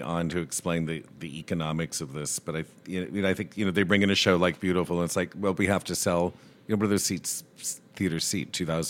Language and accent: English; Rochelle, Illinois, United States; And it's not Shakespeare and I'm from Rochelle.